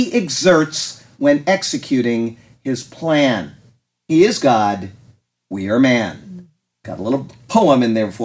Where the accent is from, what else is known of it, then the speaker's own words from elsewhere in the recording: Sarasota, Florida, United States; I was born in Sarasota, Florida